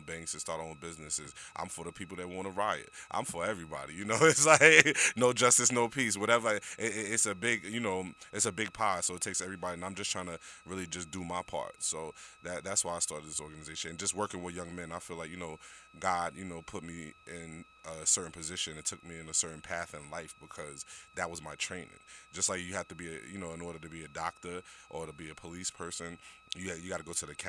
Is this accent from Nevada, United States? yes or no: no; New York City, New York, United States; I grew up in New York City as a young man, single-parent household